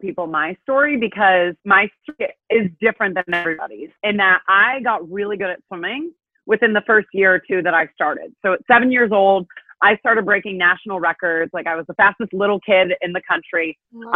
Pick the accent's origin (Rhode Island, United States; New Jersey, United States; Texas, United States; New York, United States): Rhode Island, United States; I'm born and raised in Rhode Island